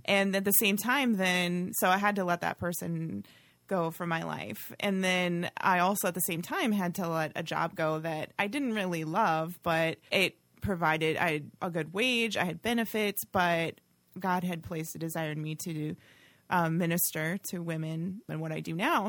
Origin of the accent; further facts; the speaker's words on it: Oshkosh, Wisconsin, United States; I grew up in Oshkosh